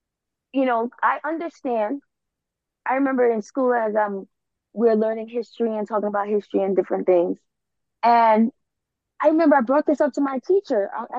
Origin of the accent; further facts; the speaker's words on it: Trinidad & Tobago; moved away; I was sent to Catholic school home in Trinidad.